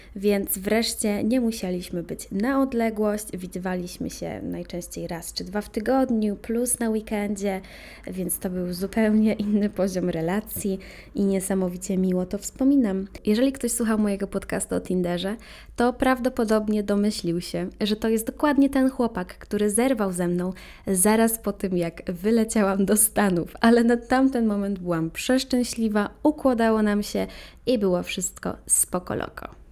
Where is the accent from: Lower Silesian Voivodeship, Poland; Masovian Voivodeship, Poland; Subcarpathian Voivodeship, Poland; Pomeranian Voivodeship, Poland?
Subcarpathian Voivodeship, Poland; Ropczyce; tam skąd pochodzę w Robczycach